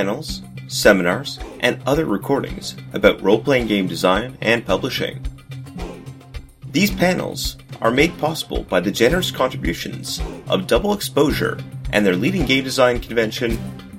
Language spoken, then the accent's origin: English; Canada; I'm a Canadian game designer.